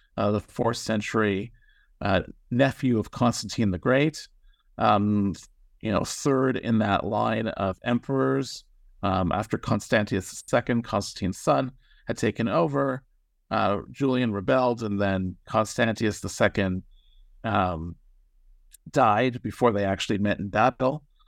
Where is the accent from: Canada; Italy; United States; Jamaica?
Canada; Toronto, Ontario; moved away; I grew up in Toronto, Canada